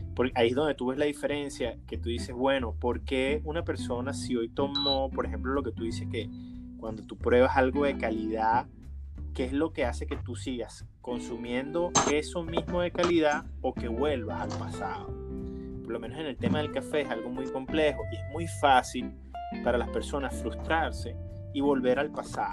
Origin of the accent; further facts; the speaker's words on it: Caracas, Capital District, Venezuela; yo me crié en el Valle de Caracas